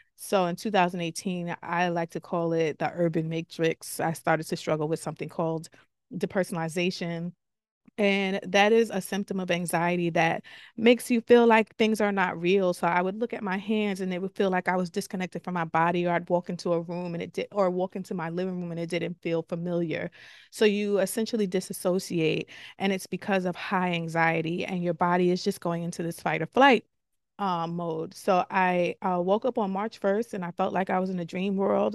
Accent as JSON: {"language": "English", "town": "New York City", "region": "New York", "country": "United States", "tie": "born or raised there", "said": "I'm from the Bronx, born and raised."}